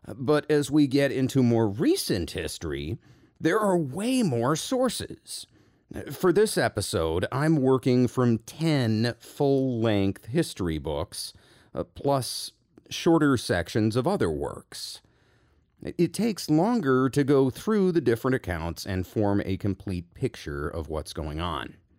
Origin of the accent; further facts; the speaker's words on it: United States; I am an American